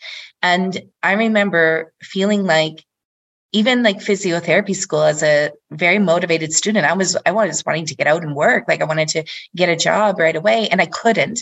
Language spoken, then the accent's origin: English; Canada; moved away as an adult; also born or lived in Denmark; we came back to Canada, it was to find more opportunity, just to come back closer to my family as well